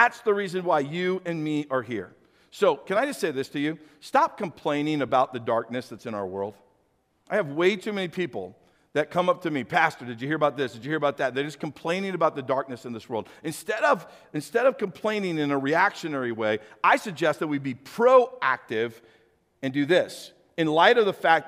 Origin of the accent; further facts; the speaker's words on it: St. Louis, Missouri, United States; I grew up in St. Louis, so I was a city boy